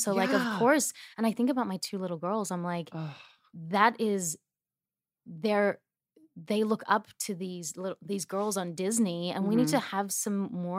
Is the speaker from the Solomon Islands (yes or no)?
no; Australia; accent: Australian; because I've lost my accent, I feel like I was putting it on so much. Mm-hmm. And I was like almost not being kind to Australia because I was like, yeah, mate, has it.